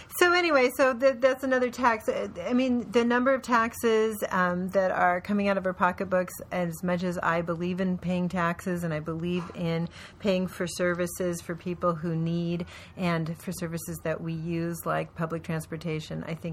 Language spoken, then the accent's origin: English; Portland, Oregon, United States; I grew up in Portland where we had the best bus service in the country.